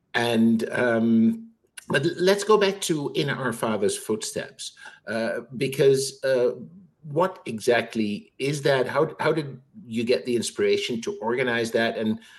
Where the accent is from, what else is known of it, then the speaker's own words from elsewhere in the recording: Netherlands; moved away; I'm Dutch. I grew up in the Netherlands